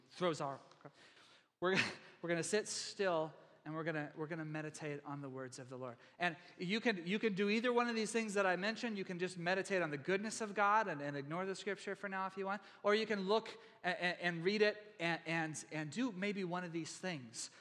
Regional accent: Texas, United States; I'm from Texas

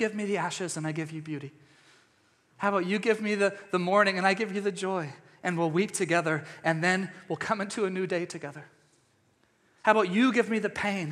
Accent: East Texas, United States; my home state of Texas or East Texas

